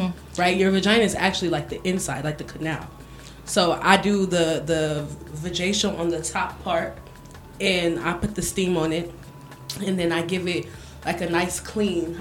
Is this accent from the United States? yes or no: yes; United States; moved away; also born or lived in Miami; I'm from America, and I used to live in Miami